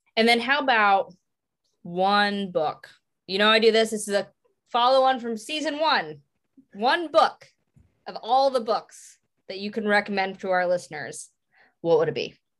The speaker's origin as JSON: {"language": "English", "town": "Pottsville", "region": "Pennsylvania", "country": "United States", "said": "I'm from Pottsville, Pennsylvania"}